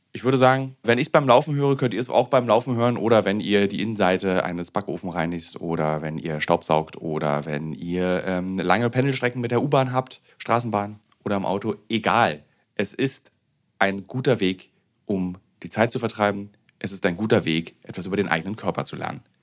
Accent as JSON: {"language": "German", "region": "East Germany", "country": "Germany", "said": "als Ossi"}